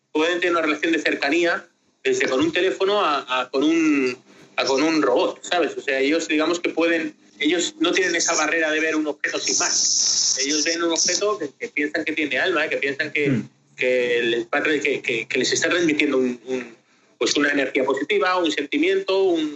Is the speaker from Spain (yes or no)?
yes; Spain; De España.